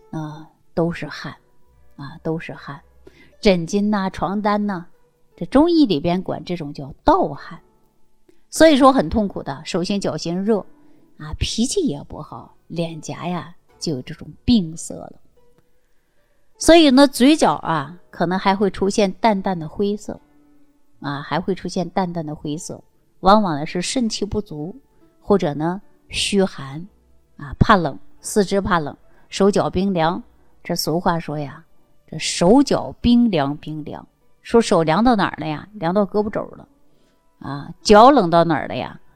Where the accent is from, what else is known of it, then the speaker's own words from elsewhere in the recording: China; 我们中国人的皮肤呢，大部分呢都是有点偏黄